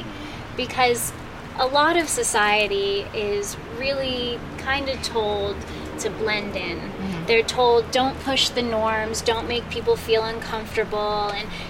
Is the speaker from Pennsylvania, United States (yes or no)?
yes; Allentown, Pennsylvania, United States; moved away; But then I moved out here from Allentown, Pennsylvania, and I started shopping in the shopping marts